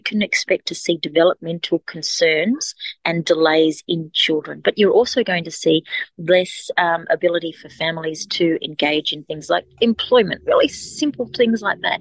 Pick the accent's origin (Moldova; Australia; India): Australia; Alice Springs, Northern Territory; Alice Springs, which is my hometown and my community where my family live, where my house is